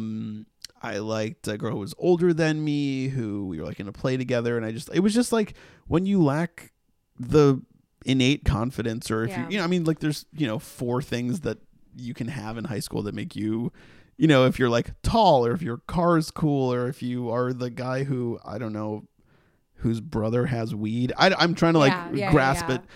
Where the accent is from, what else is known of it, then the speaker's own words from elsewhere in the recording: Massachusetts, United States; now in Los Angeles, United States; we're from Massachusetts